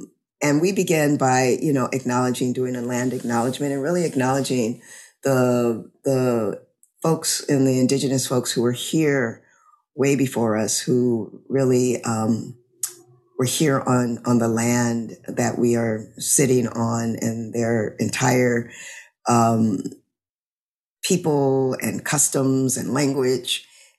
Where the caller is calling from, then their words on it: Louisiana, United States; I'm calling in from Louisiana.